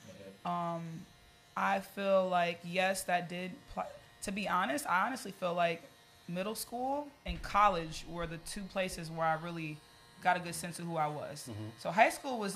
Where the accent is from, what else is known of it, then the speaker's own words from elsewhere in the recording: Chicago, Illinois, United States; I am from Chicago. I was born in Chicago, the south side of Chicago